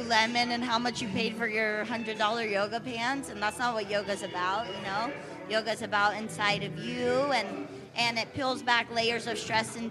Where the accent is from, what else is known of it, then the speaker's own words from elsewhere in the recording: Oceanside, California, United States; moved away as an adult; now in Leucadia, United States; No, I'm from Oceanside, born and raised.